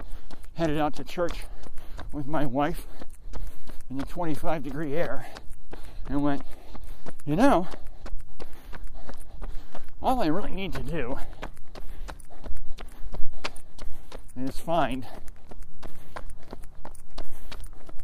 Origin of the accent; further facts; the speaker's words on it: United States; I'm an American